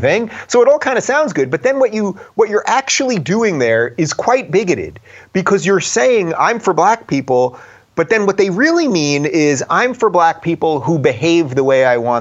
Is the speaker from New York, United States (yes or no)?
yes; New York, United States; my home state of New York